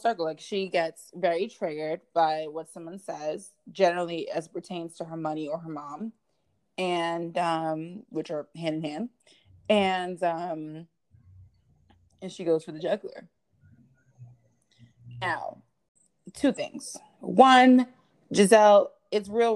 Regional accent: New York City, New York, United States; I'm from the Bronx

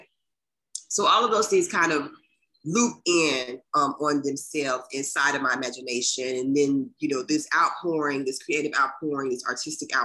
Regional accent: Dayton, Ohio, United States; I'm from Dayton, Ohio

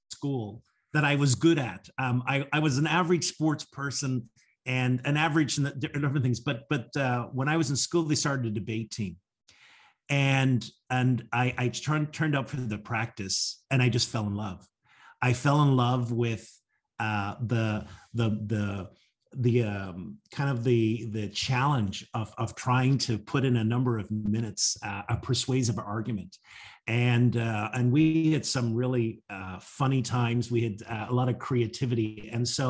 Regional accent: Northern Ireland, United Kingdom; now in Washington, D.C., United States; I'm originally from Northern Ireland. I grew up there, but now I live just outside of Washington, D.C. here in the U.S.

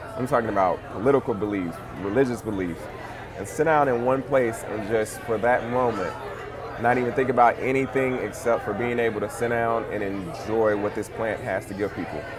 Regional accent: Monroe, Louisiana, United States; also born or lived in Baton Rouge, Louisiana; I'm originally from uh, a little place in Louisiana called Monroe

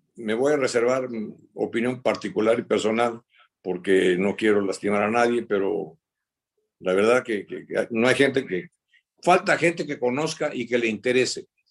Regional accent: Veracruz, Mexico; yo soy de Veracruz

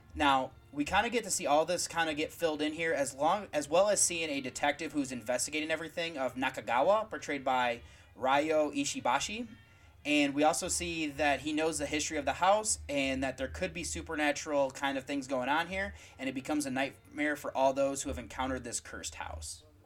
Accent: United States; As an American

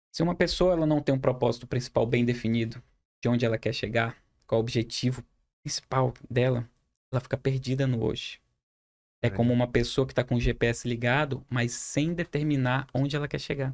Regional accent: Humaitá, Amazonas, Brazil; now in Manaus, Brazil; Eu sou de Humaitá, Amazonas.

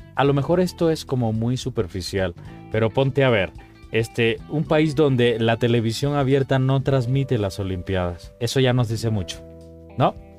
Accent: Cuba; now in Mexico; Cuba, por ejemplo, mi país de origen, eh, porque mexicano soy de corazón, pero vengo de Cuba

